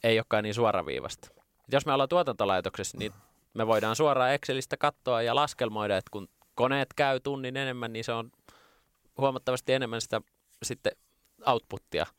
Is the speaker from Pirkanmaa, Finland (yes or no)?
no; Lahti, Päijät-Häme, Finland; Ylpeä juuristani, tulen Lahesta